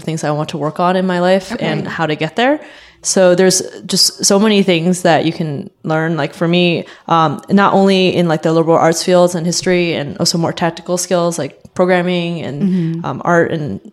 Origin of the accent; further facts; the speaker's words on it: Houston, Texas, United States; moved away; I grew up in Houston, where it's a pretty big city